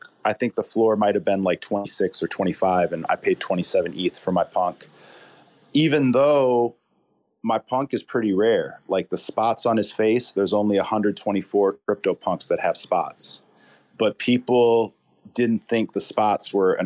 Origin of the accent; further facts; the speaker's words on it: Chicago, Illinois, United States; I'm from the Chicago area